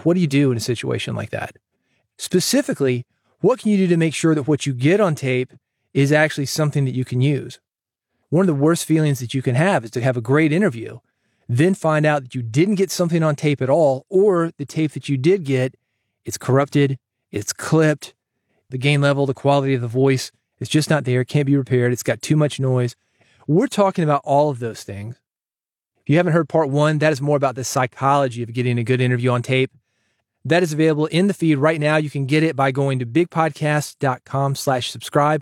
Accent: Nashville, Tennessee, United States; I grew up in Nashville

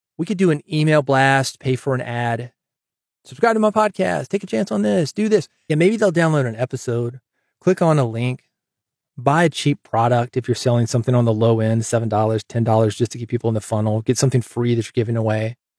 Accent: Nashville, Tennessee, United States; I'm from Nashville

